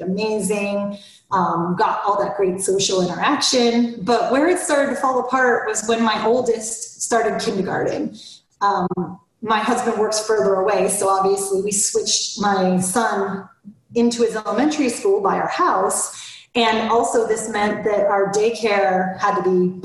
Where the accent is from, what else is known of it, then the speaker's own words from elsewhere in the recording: Florida, United States; now in Atlanta, United States; I grew up in Florida and I hate the cold